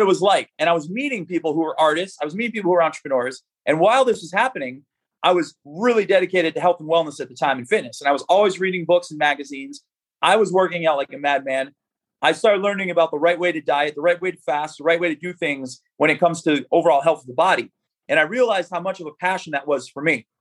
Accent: Falls, Pennsylvania, United States; moved away; I grew up in Northeast Pennsylvania, a small town called Falls, PA

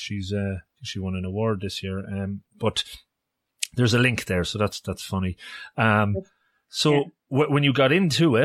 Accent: Longford, Leinster, Ireland; I'm originally from Longford.

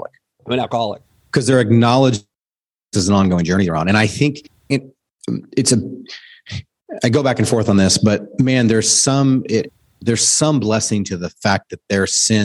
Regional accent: Southern California, United States; also born or lived in Steamboat Springs, Colorado; now in Dallas, United States; We grew up in Southern California

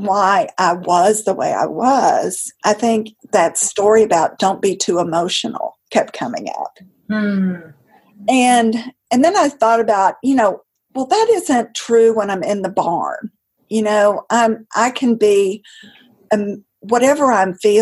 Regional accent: the South, United States; I grew up in the South

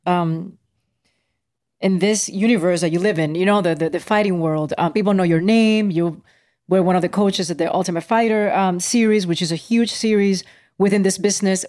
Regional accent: Puerto Rico; My whole life as a Puerto Rican, you know, I grew up in Puerto Rico

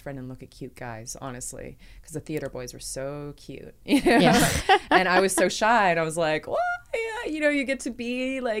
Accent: Nanaimo, British Columbia, Canada; I grew up on the island and I grew up in a city called Nanaimo

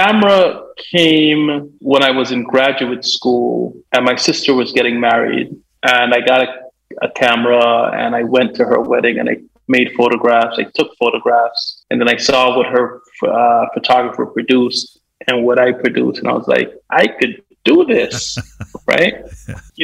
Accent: Guyana; also born or lived in Jamaica; now in Washington, D.C., United States; growing up in Guyana, we're really close to the equator

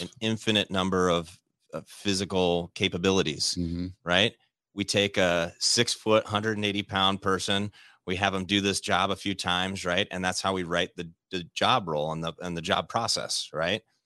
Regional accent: Midwest, United States; growing up in the Midwest

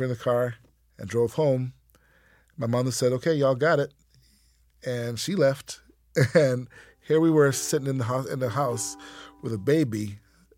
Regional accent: St. Kitts & Nevis; now in Atlanta, United States; I grew up in the West Indian country of St. Kitts

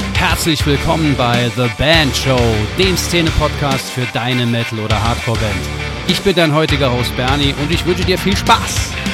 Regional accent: Saarland, Germany; Ich bin Saarländer durch und durch

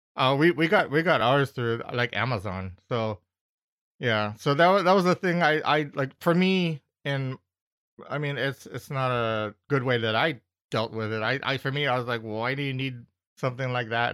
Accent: United States; for me as an American going to the Philippines

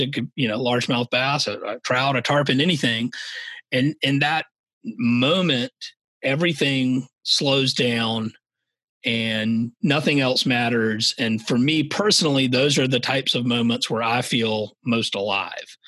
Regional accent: Savannah, Georgia, United States; moved away as an adult; also born or lived in the American West; was born and raised in Savannah, Georgia

